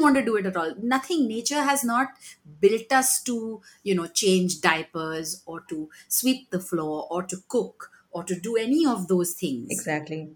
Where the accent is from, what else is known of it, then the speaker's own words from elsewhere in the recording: Mumbai, Maharashtra, India; I grew up in Mumbai